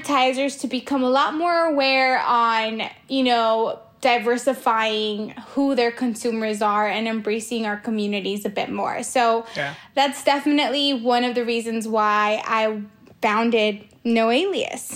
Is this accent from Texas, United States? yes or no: no; Los Angeles, California, United States; I grew up in Hollywood